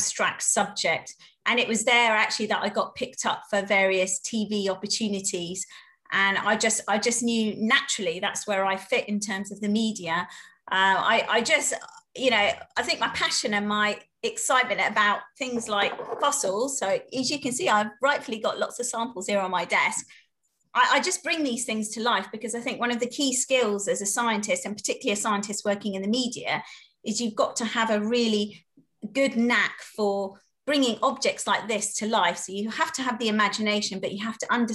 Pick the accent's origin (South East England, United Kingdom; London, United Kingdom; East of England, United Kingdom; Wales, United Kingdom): South East England, United Kingdom; Slough; I grew up in Slough